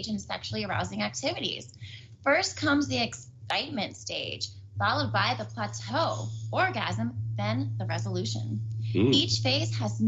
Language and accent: English; San Diego, California, United States; I'm from South San Diego